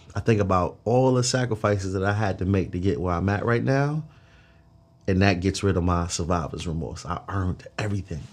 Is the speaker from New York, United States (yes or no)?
yes; New York City, New York, United States; now in Atlanta, United States; I'm from Flatbush, Brooklyn